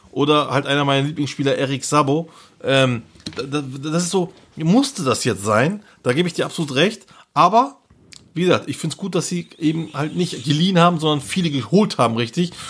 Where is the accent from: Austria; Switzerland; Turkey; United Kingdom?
Turkey; hier bei uns in der Türkei